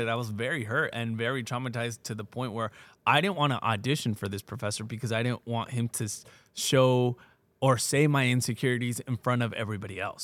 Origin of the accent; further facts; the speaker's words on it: Pomona, California, United States; also born or lived in Fontana, California; I was born in Pomona